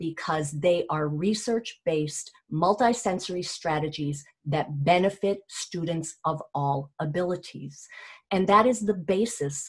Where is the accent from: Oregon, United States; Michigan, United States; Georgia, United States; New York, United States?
Georgia, United States; Athens; Growing up in Athens